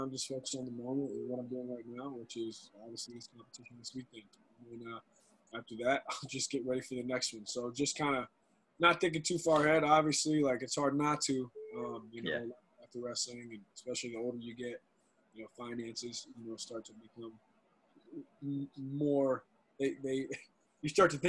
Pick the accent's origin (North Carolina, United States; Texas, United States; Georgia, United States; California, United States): North Carolina, United States; and I'm also in my home state. I got family 2.5 hours away, so it's just – it's convenient. It's nice. And, you know, I love the weather in Raleigh. You know, it's North Carolina's great, man.